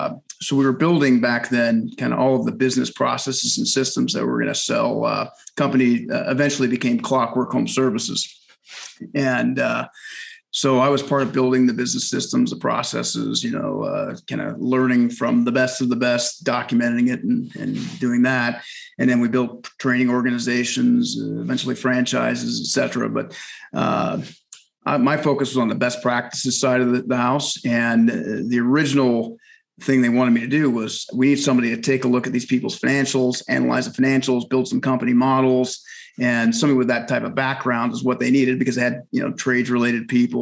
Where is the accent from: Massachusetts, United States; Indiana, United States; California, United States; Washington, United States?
Indiana, United States; Bloomington; born there; I was born in IU, the hospital there in Bloomington.